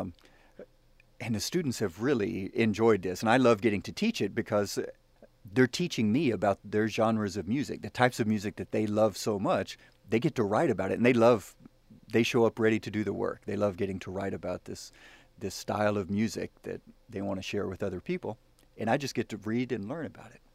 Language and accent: English; the South, United States; I'm I'm a Southern boy. I'm from the South. My mama taught me to say yes sir and ma'am